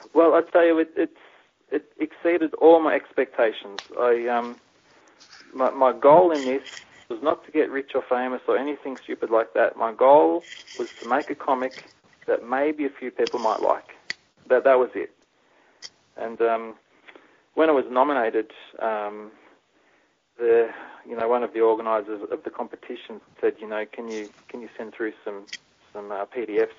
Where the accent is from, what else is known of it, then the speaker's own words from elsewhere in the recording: Melbourne, Victoria, Australia; I'm from Melbourne